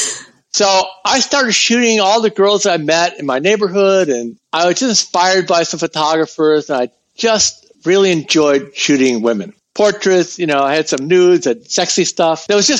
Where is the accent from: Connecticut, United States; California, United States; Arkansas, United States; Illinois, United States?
Illinois, United States; Chicago; moved away as an adult; also born or lived in Santa Barbara / Los Angeles; I'm from Chicago, but when I was 18 or 19, I said to myself, I'm tired of shoveling snow. This is not for me. I'm out of here. So I went to school in Santa Barbara